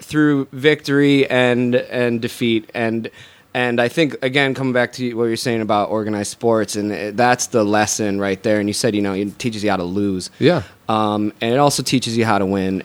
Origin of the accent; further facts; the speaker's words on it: Syracuse, New York, United States; moved away as an adult; also born or lived in Scotland; now in Los Angeles, United States; I grew up in Syracuse, New York.